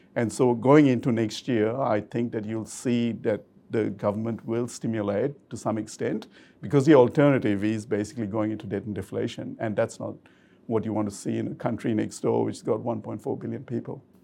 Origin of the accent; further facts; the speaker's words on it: Australia; an Aussie investor